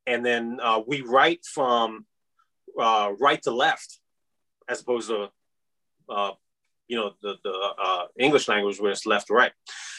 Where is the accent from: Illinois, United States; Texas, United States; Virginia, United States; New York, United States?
Virginia, United States; And I don't remember when I made that switch to I'm Iranian American. But I really never really felt out of place per se, with the exception of those couple of incidents, where kids would pick on you. And I guess a part of that was the diversity of Northern Virginia